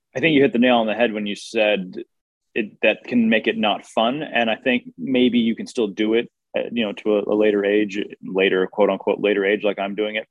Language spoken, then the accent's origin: English; United States; growing up in America